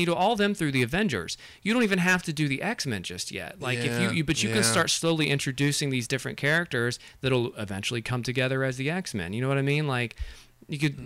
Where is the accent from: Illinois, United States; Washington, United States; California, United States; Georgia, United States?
Georgia, United States; Macon; moved away; also born or lived in Los Angeles; my hometown of Macon, Georgia